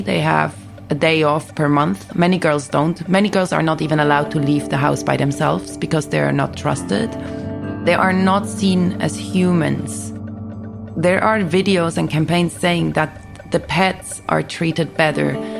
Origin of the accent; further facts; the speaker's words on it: Switzerland; moved away as an adult; also born or lived in United Kingdom; now in Beirut, Lebanon; I grew up in Switzerland, got my education in Switzerland and the UK